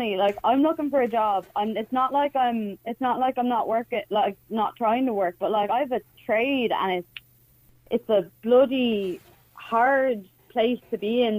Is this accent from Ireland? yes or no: yes; Ireland; we don't want to do as Irish people